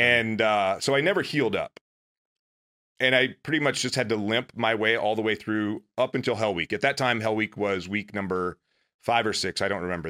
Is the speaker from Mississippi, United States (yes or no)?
yes; a little town outside of Meridian, Mississippi, United States; moved away as an adult; I grew up in in Mississippi, a little town outside of Meridian, Mississippi.